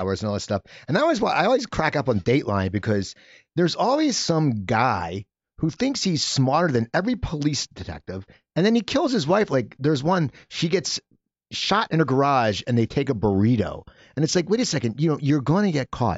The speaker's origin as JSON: {"language": "English", "town": "Cherry Hill", "region": "New Jersey", "country": "United States", "tie": "born or raised there", "said": "I grew up in Cherry Hill, New Jersey"}